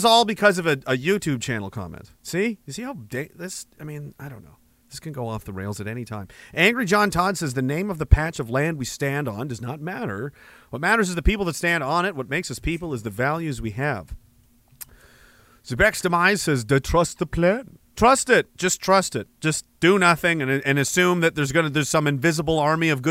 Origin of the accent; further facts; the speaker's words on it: East Coast, Atlantic Canada, Canada; I'm from the East Coast.